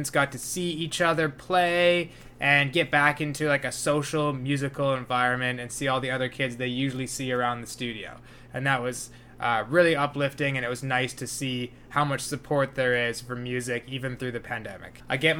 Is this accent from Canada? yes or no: yes; Burnaby, British Columbia, Canada; also born or lived in New Westminster / Victoria; I grew up in Burnaby